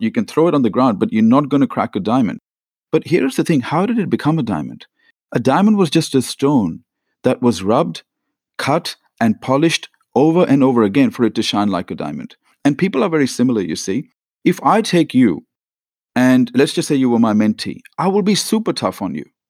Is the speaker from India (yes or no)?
yes; India; now in Australia; I was born in India to a very average middle class family